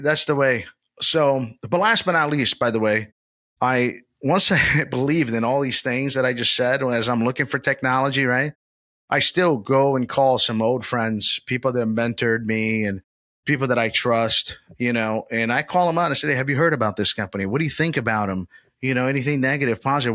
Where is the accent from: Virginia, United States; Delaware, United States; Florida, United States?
Florida, United States; Orlando; my hometown, Old Town, Orlando, Florida